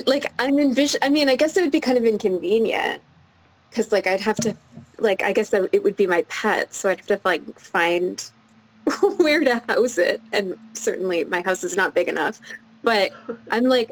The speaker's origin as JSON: {"language": "English", "region": "Quebec", "country": "Canada", "tie": "born or raised there", "said": "I grew up in Quebec"}